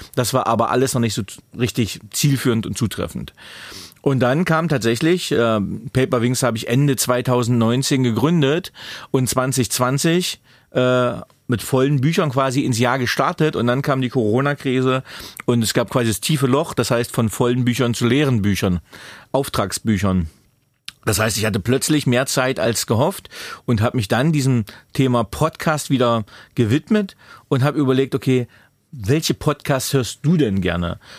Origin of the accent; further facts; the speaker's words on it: Magdeburg, Saxony-Anhalt, Germany; geboren damals in Magdeburg 1981